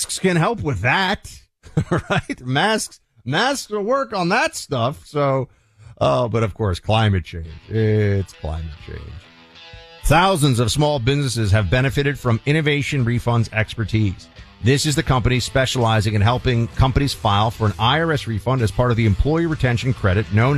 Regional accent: New York City, New York, United States; the Hudson River, which I grew up next to in New York City

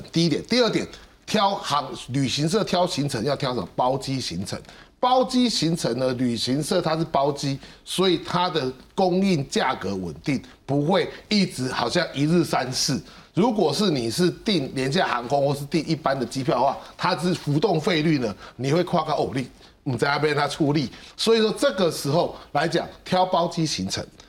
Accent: Taiwan; 我们台湾人出国大概前三名的目的地了哈

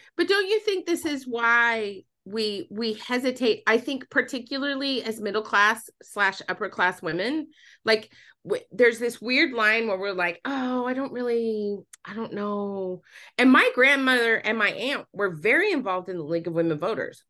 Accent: Utah, United States; moved away; I was born and raised in Utah

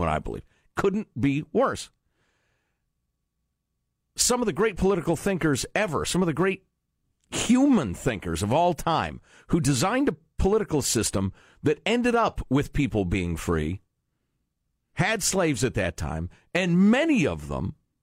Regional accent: Chicago, Illinois, United States; I was a kid growing up in Chicago

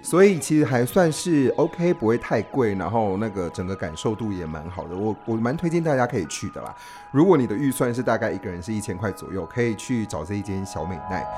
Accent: Taiwan; 我们是从台湾来的

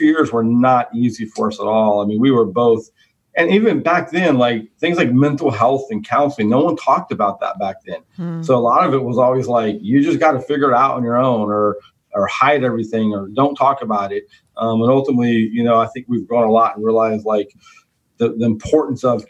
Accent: Stockton, California, United States; I grew up in Stockton, California

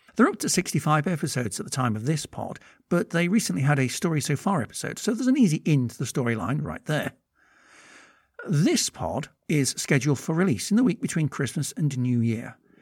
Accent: United Kingdom; I'm British

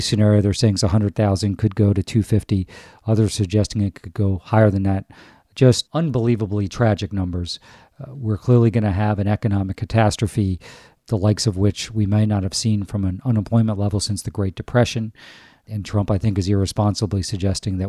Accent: United States; as an American citizen

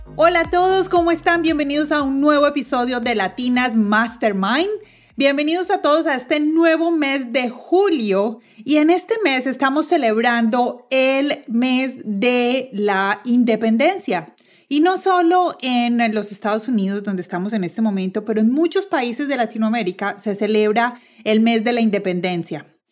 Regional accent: Colombia; moved away as an adult; now in United States; yo soy colombiana, llegué a este país hace unos 11 años

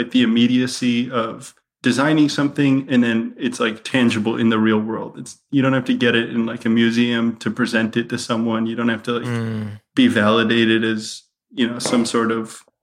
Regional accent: outside of Detroit, Michigan, United States; moved away; I'm from outside of Detroit.

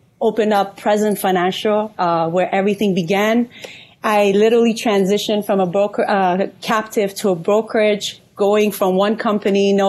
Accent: Iran; moved away; also born or lived in California / Atlanta; I'm Persian from Iran. I moved to California in 2010

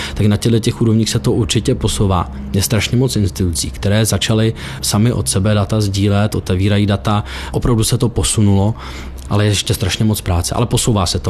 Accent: Czechia; jsme Češi

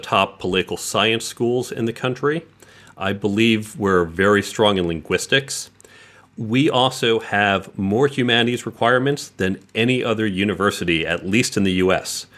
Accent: New York City, New York, United States; also born or lived in Westchester / New Jersey; I was born in the city itself, and I would say the suburbs of the city, usually within about an hour or so of the city, uh, for a good deal of my life

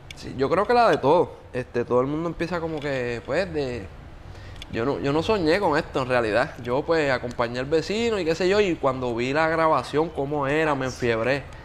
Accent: Yauco, Puerto Rico; moved away; also born or lived in Bayamón; yo soy de Yauco

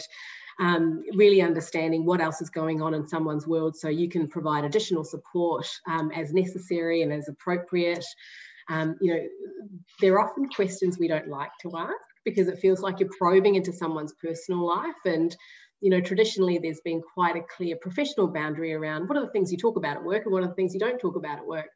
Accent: New Zealand; I'm a Kiwi. I don't know if you've picked up the accent already

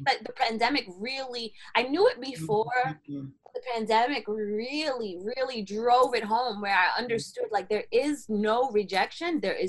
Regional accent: New York, United States; Because, okay, so I'm living in Florida, right? And I'm coming from New York, so where I used to have a whole bunch of friends, and I totally have no friends in Florida.

